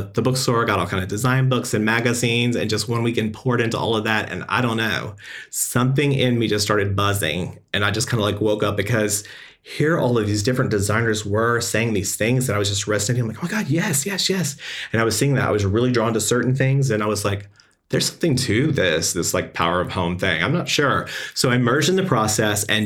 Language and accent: English; Texas, United States; growing up in a small little country town in Texas in the 80s